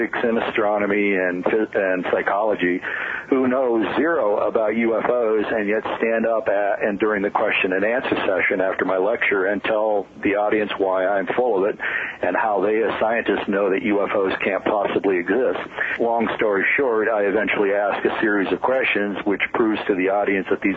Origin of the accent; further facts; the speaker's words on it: Albuquerque, New Mexico, United States; here in my hometown of Albuquerque